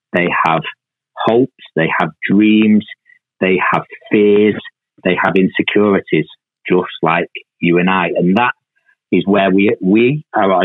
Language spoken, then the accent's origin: English; Manchester, North West England, United Kingdom; I was born and raised in Moss Side, quite, quite a tough part of Manchester at that time